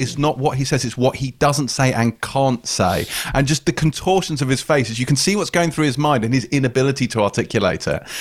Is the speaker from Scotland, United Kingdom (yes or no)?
no; Pinner, London, United Kingdom; I, I grew up in Pinner